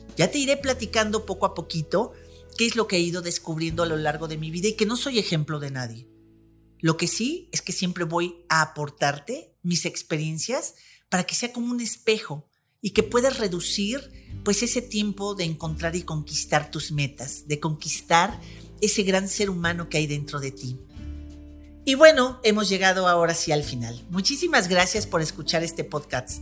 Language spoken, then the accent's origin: Spanish; Mexico; now in Puebla, Mexico; justo aquí en la ciudad de Puebla, soy mexicana